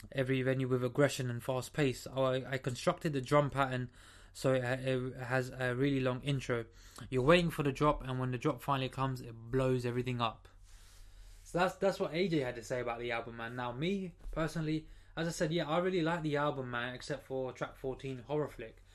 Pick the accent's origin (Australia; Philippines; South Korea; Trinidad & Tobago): Trinidad & Tobago; I'm from Trinidad